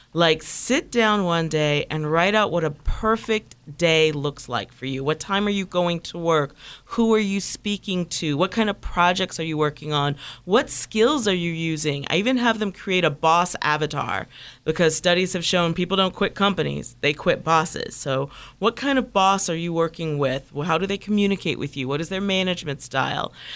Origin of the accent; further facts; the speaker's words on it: Toledo, Ohio, United States; moved away; I grew up in Midwest, in the Midwest, in a small town, Toledo, Ohio